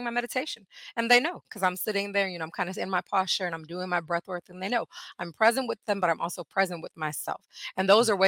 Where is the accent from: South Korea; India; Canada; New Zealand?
India; born there; So I'm from India. I was born in India. So I went back to my Eastern roots.